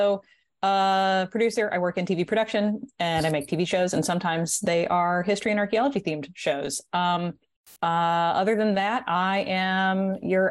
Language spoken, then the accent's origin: English; California, United States; I'm a Californian